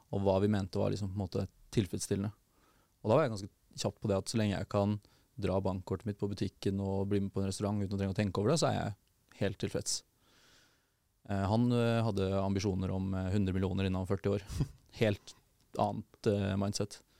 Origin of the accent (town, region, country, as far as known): Porsgrunn, Telemark, Norway; born or raised there